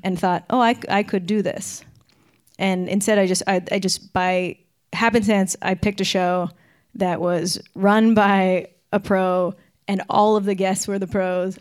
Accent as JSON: {"language": "English", "town": "Victoria", "region": "British Columbia", "country": "Canada", "tie": "born or raised there", "moved": "as an adult", "lives_now": "Vancouver, Canada", "said": "I grew up in Victoria, which is on Vancouver Island."}